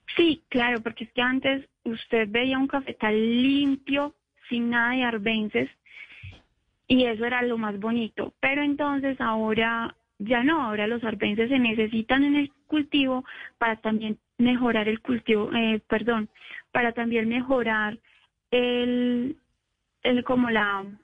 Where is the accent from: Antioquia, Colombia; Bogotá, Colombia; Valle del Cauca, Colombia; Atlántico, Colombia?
Antioquia, Colombia; Montebello; nosotros somos de Montevideo, Antioquia